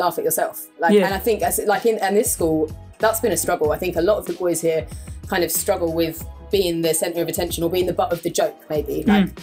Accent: London, United Kingdom; also born or lived in Belfast; I'm from London.

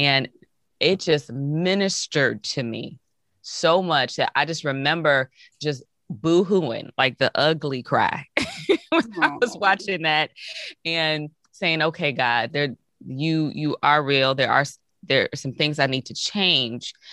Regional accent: Hazel Crest, Illinois, United States; also born or lived in Iowa City, Iowa / Chicago, Illinois; I was born in Hazelcrest, Illinois. It's a south suburb outside of Chicago

